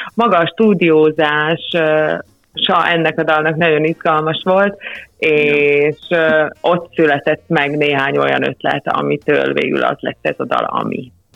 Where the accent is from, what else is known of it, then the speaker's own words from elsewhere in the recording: Upper Hungary, Felvidék, Slovakia; mi, mint felvidéki zenészek